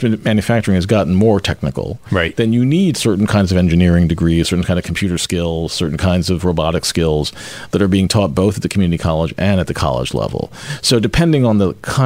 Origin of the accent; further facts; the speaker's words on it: Cherry Hill, New Jersey, United States; moved away as an adult; now in Philadelphia, United States; grew up in South Jersey, in Cherry Hill, New